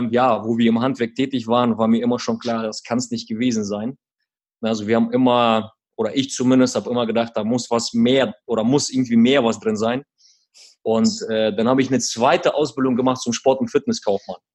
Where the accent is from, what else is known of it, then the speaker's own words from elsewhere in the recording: Quakenbrück, Lower Saxony, Germany; Genau, aber um, ähm, wenn wir den Ort nennen, Quakenbrück, wo wir herkommen, der klingt erstmal ein bisschen lustig wegen dem Namen.